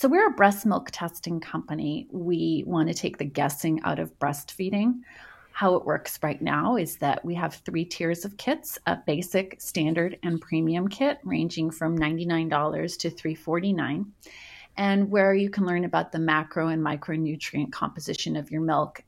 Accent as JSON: {"language": "English", "town": "Montreal", "region": "Quebec", "country": "Canada", "tie": "born or raised there", "also_born_or_lived": "Los Angeles, United States", "moved": "as an adult", "said": "I grew up in Montreal, went to med school there"}